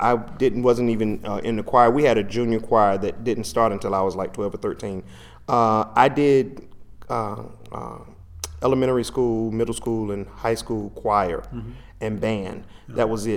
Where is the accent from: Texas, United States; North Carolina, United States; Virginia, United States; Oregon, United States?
North Carolina, United States; Kinston; moved away as an adult; also born or lived in Winston-Salem, North Carolina; I am from Kinston, North Carolina